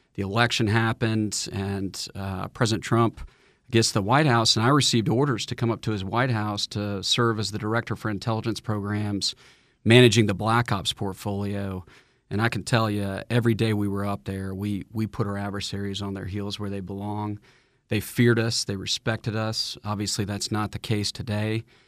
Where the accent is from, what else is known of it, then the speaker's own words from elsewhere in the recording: Atlanta, Georgia, United States; I'm a proud native, son of the state. I was born in Atlanta